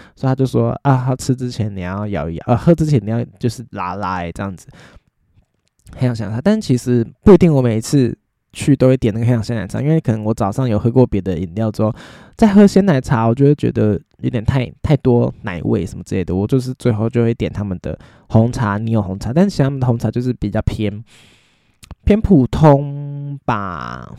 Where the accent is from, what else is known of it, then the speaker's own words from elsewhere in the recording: Taiwan; 我们台湾人 通常吃饭就很想要配饭嘛